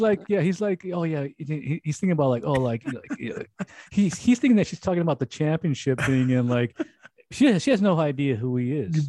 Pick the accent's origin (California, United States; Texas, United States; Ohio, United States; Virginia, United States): California, United States; Los Angeles